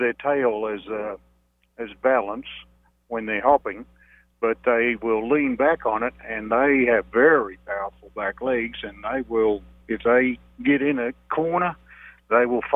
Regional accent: Australia; moved away; I'm from Australia, we got all the big snakes and deadly snakes down there

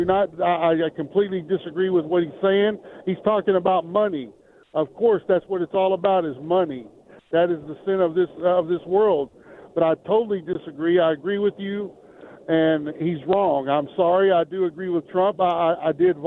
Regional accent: Texas, United States; I am from Texas, but I'm currently in Florida.

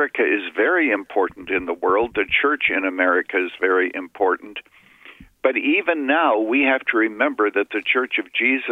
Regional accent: Canada; I was a boy growing up in Canada

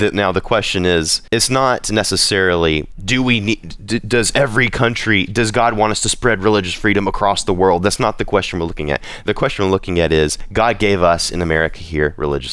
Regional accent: United States; Speaking as an American

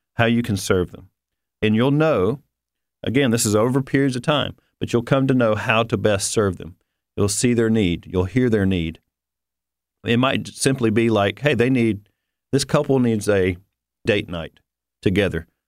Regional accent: the South, United States; I'm from the South

